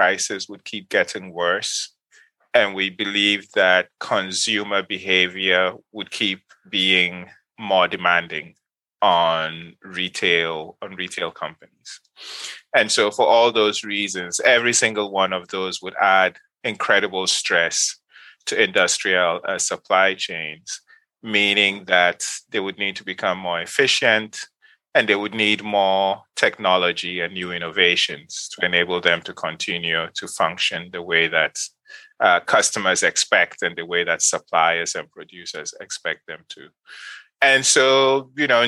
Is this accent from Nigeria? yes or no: yes; Kano, Kano State, Nigeria; moved away as an adult; also born or lived in Ghana; now in United States; I grew up in Nigeria. Specifically, I grew up in Kano